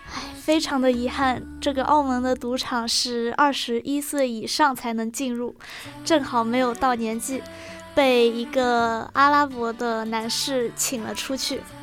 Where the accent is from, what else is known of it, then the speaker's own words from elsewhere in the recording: China; 我们大陆这边